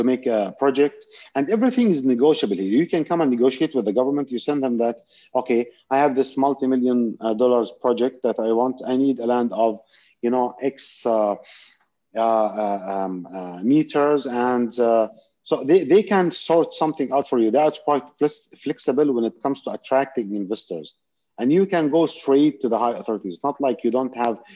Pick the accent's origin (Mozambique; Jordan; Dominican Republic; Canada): Jordan; now in Dubai, United Arab Emirates; I lived, you know, big part of my life in Jordan.